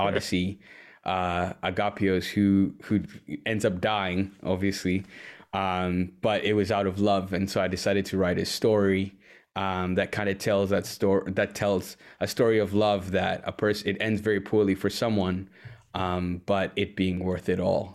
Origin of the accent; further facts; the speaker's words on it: Uganda; moved away as an adult; also born or lived in Washington, D.C., United States; now in Wisconsin, United States; born and raised in Uganda